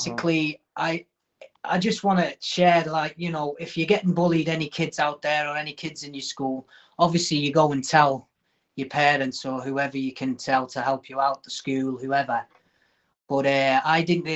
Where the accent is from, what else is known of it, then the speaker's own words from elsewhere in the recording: Liverpool, North West England, United Kingdom; I'm from Liverpool